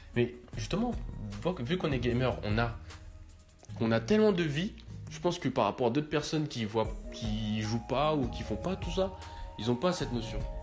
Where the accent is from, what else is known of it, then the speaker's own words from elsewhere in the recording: France; pour moi en tant que Français